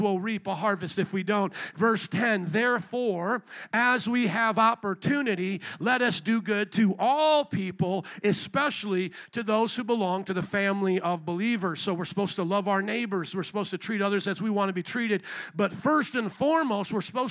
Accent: Indiana, United States; I grew up in Indiana

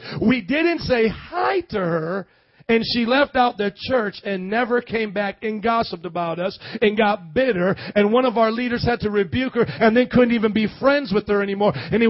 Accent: Midwest, United States; I was born and raised in the Midwest, never spent more than a week in the South except on vacation with my family, and I am preaching with a Southern accent.

